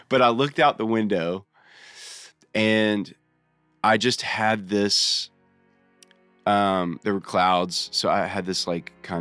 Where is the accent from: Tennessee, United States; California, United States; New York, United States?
Tennessee, United States; Nashville; I was born in Nashville. So Nashville has always been my home